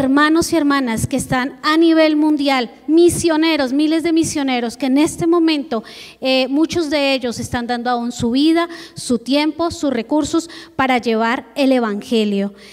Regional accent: Bogotá, Colombia; junto con mi esposo somos de Colombia, venimos de Bogotá, la capital.

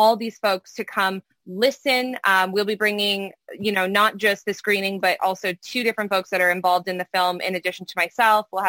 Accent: Canada; now in United States; I'm Canadian originally before I moved to the United States

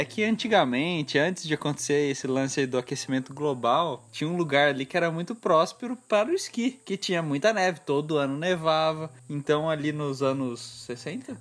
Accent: Brazil; A gente é brasileiro, a gente não é europeu, não é dos Estados Unidos

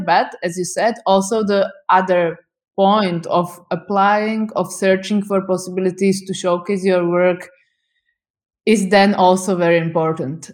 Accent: Bratislava, Bratislava Region, Slovakia; I'm from Slovakia, I'm from capital city, Bratislava

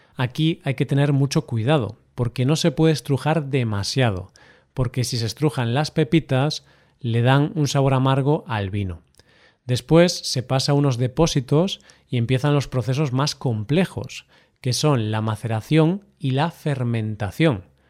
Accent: Galicia, Spain; de mi tierra, Galicia

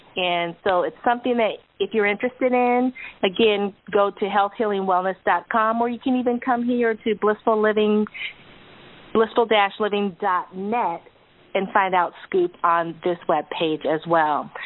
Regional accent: California, United States; we're from California, so we don't have hurricanes.

